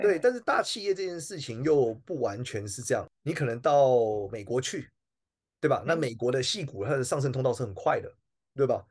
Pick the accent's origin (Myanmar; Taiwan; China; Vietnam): Taiwan; 我们出生的时候，台湾应该不穷，我们长大的时候，台湾应该不穷了